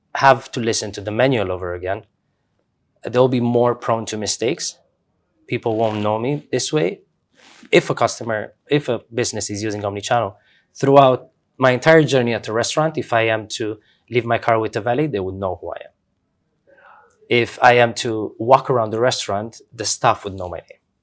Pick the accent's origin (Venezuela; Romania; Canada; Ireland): Romania; moved away as an adult; also born or lived in Doha, Qatar; I grew up in Romania, uh, middle class family, working parents.